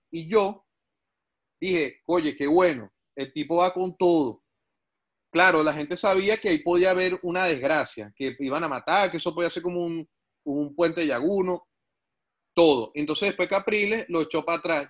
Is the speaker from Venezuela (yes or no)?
yes; San Antonio de los Altos, Miranda, Venezuela; moved away as an adult; also born or lived in Caracas; now in Canada; somos amigos desde el colegio allá en San Antonio de los Altos